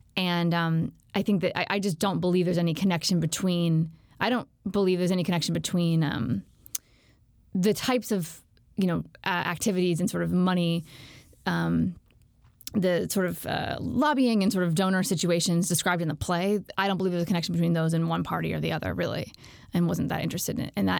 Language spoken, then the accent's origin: English; Alexandria, Virginia, United States; I'm from Alexandria, Virginia, which is a suburb right outside D C.